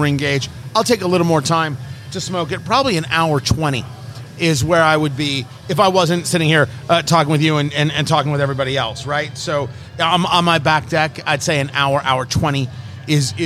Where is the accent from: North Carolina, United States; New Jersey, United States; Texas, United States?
New Jersey, United States; Growing up in Jersey, pound cake, you got it at the diner